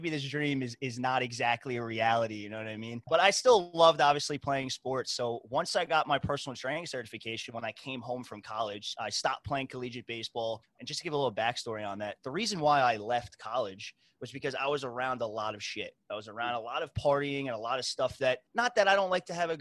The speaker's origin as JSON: {"language": "English", "region": "New York", "country": "United States", "tie": "born or raised there", "said": "I was born and raised in New York"}